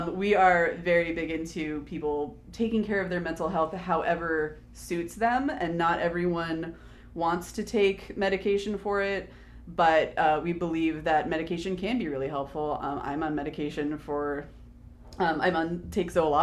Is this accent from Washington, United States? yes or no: yes; Hopewell, Washington, United States; my hometown of Hopewell, Washington, which is a slightly even smaller town